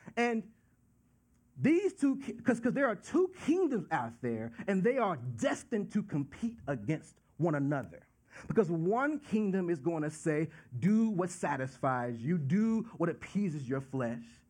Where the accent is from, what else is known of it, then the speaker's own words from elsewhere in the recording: Dallas, Texas, United States; moved away; I'm from Dallas, Texas